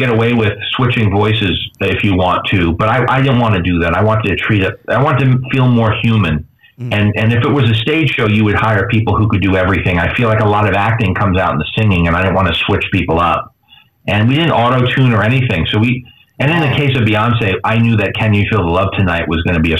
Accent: New York, United States; you know, I'm from New York, so I don't.

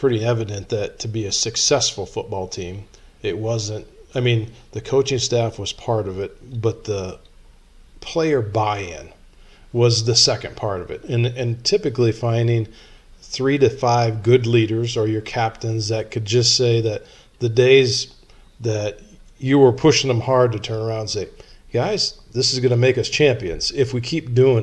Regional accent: South Tama, Iowa, United States; I grew up in South Tama

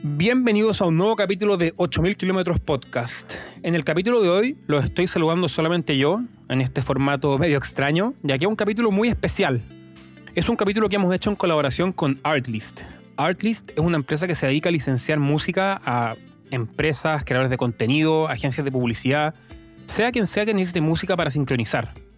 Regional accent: Chile; como chileno

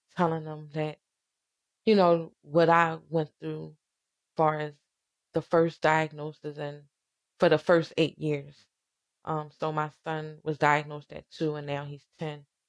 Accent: Philadelphia, Pennsylvania, United States; I grew up in Southwest

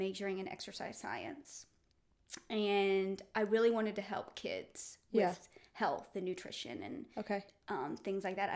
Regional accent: Nashville, Tennessee, United States; I'm from Nashville. Mm-hmm. So I grew up a mile from Belmont

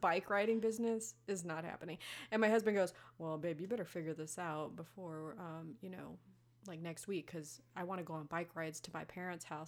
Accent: Las Vegas, Nevada, United States; I'm from Las Vegas, okay? I come from where glitter and strippers happen.

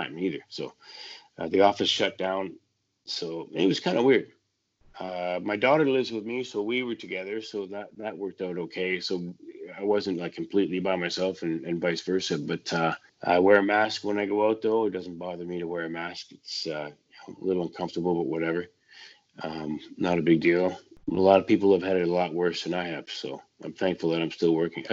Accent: White Rock, British Columbia, Canada; I grew up in White Rock, so you could get Seattle radio on a clear night

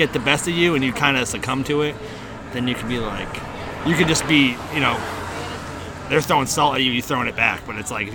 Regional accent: Connecticut, United States; moved away as an adult; also born or lived in Tampa, Florida; I was born and raised in Connecticut for like the first 24 years of my life. Then I moved to Florida

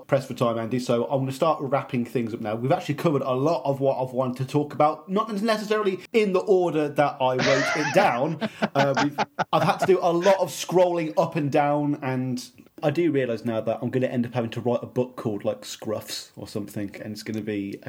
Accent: Birmingham, West Midlands, United Kingdom; as a Brummie

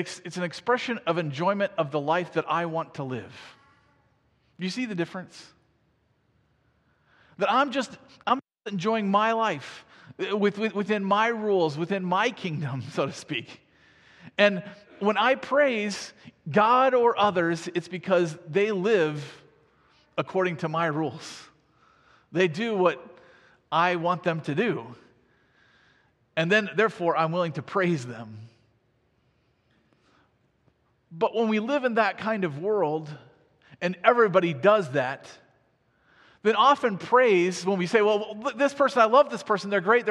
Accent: Iowa, United States; I grew up in Iowa.

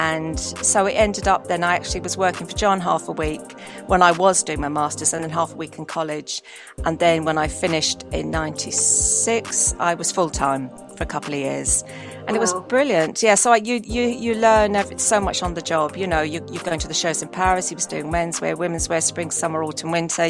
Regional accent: London, United Kingdom; I was brought up in London, but in a home that, I was brought up in a very Irish part of London.

